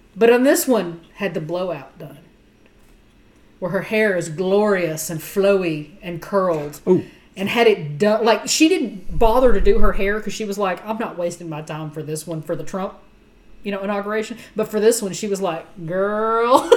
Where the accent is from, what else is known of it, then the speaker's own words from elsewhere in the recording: Texas, United States; I'm from Texas